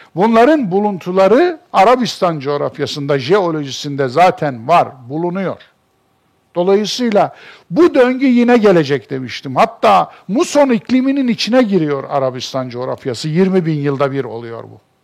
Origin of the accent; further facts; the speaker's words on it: Kayseri Province, Turkey; Benim doğduğum memleketimin işte en büyük alameti farikası Erciyes'tir. Ben Erciyes'e bakarak büyümüş bir insanım.